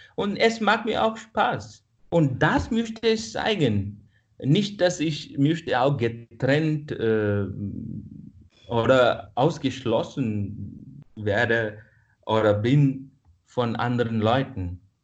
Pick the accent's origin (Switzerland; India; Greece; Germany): India; first language Kannada; German is a second language; moved away as an adult; now in Vienna, Austria; dass ich von Indien komme. Jetzt bin ich in Österreich